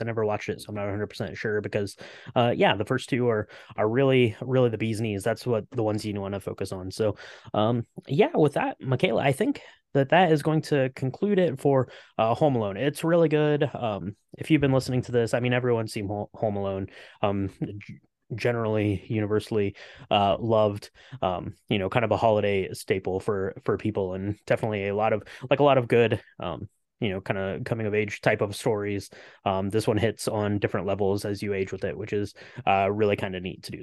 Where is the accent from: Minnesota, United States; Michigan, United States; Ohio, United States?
Ohio, United States; I'm from, I'm from the Midwest. I'm from Ohio.